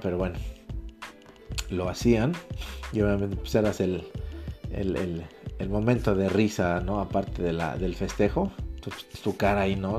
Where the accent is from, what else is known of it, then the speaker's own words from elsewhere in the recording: Mexico; somos, mexicanos, somos hispanos